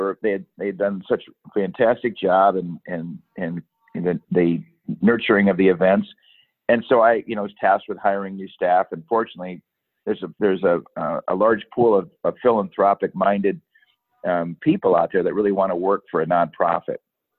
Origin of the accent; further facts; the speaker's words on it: Michigan, United States; moved away as an adult; also born or lived in Santa Cruz, California; now in Monterey, United States; I'm from Michigan originally, and came out in 1985.